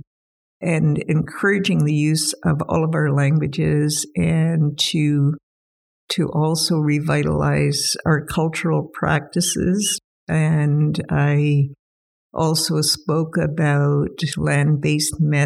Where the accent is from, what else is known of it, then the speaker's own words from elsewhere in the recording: Whitehorse, Yukon, Canada; I'm a Yukon resident, always have been, and probably always will be. I was born here in Whitehorse and lived in the Whitehorse Lake LaBarge region and around Fox Lake as well my entire life.